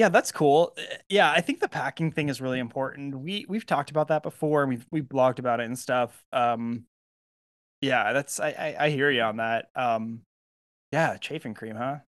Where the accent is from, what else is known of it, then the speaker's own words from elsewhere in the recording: California, United States; I'm from California